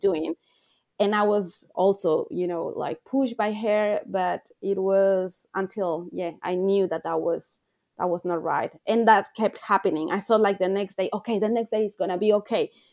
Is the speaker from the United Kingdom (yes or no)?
no; Ecuador; moved away as an adult; now in Australia; I'm, I'm from Ecuador. I'm living here in Australia, but I come from a little country in South America.